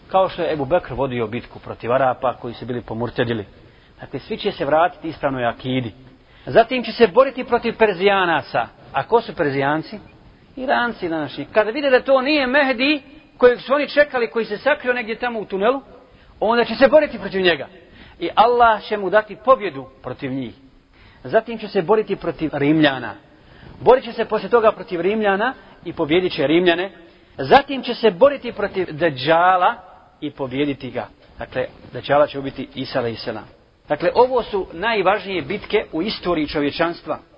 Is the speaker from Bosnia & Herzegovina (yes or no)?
yes; Bosnia & Herzegovina; kod nas u Bosni